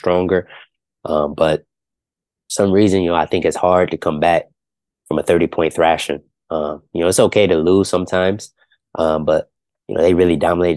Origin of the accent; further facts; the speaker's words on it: Ohio, United States; I'm from Ohio